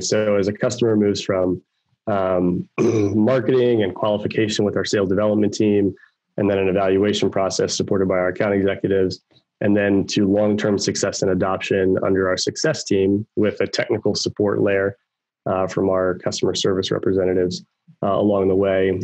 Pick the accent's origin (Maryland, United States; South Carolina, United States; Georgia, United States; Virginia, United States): Maryland, United States; Baltimore; moved away as an adult; now in Raleigh-Durham, United States; I grew up in Baltimore, Maryland